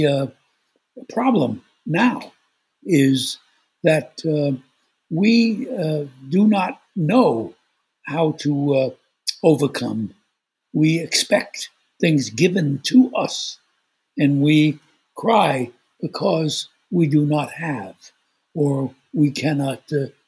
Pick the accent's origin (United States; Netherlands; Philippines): United States; New York City, New York; I was born in Brooklyn, New York, and I think that's one of the greatest gifts, because growing up in Brooklyn